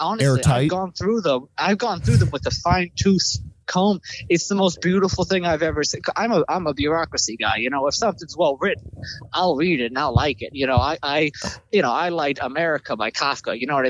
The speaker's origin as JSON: {"language": "English", "region": "Maine", "country": "United States", "moved": "yes", "lives_now": "Boston, United States", "said": "No, I'm actually originally from Maine."}